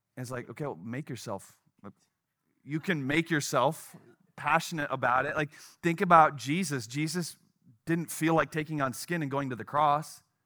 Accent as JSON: {"language": "English", "region": "Wisconsin", "country": "United States", "tie": "born or raised there", "moved": "yes", "lives_now": "Chicago, United States", "said": "where I grew up in Wisconsin"}